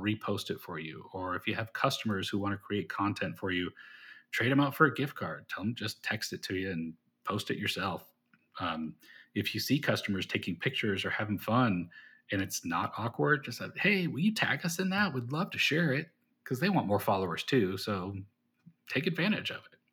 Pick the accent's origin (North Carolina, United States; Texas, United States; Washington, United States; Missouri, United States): Texas, United States; Austin; Austin, Texas